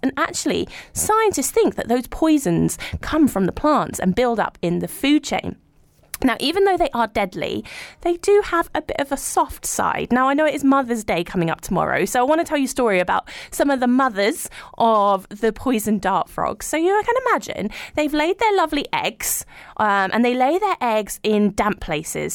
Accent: London, United Kingdom; I grew up in London

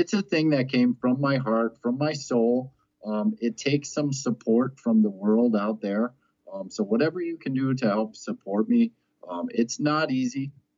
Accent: Ireland; I'm a proud Irishman as well as a harmonica.

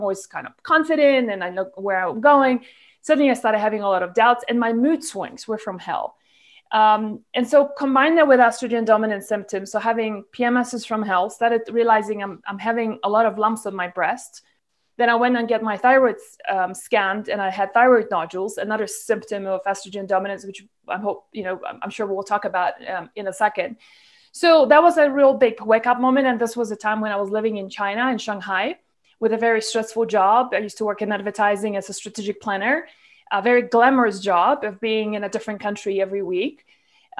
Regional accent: Malaysia; moved away as an adult; I grew up in Malaysia, where I was there from like age 15 till I was 32.

